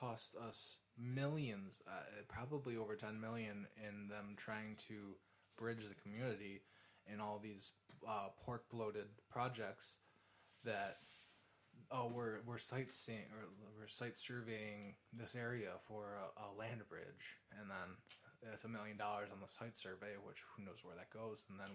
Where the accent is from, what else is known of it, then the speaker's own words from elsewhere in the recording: New York, United States; as a New Yorker